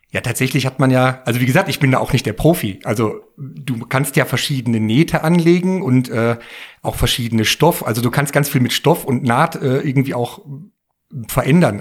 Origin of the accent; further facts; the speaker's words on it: Bottrop, North Rhine-Westphalia, Germany; ich komme ja aus dem Ruhrgebiet, mitten aus dem Pott und da aus Bottrop und äh, in der alten, an dem alten Kiosk, wo äh, ich auch viel in der Jugend immer wieder war